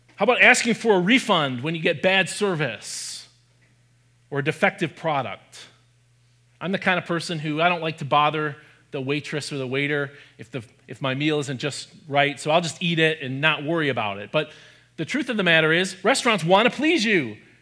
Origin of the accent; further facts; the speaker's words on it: Michigan, United States; I grew up in Michigan, where I also live now